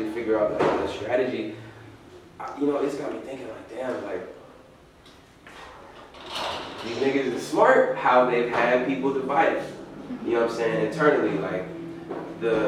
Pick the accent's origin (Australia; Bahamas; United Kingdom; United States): United States; Lancaster, California; I grew up in Lancaster.